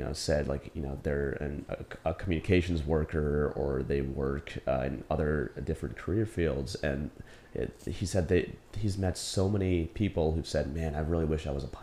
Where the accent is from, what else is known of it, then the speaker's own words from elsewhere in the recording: New Jersey, United States; moved away as an adult; also born or lived in South Korea; I grew up in New Jersey, close to Princeton University